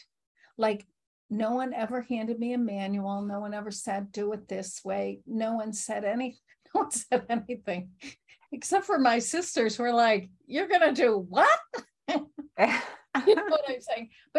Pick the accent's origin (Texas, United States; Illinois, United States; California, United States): Illinois, United States; Chicago; I'm from Chicago